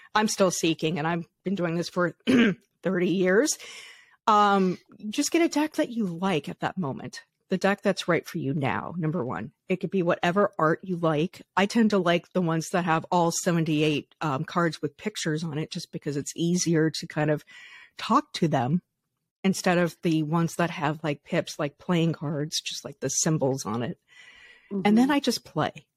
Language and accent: English; Colorado, United States; I grew up in Colorado in the 80s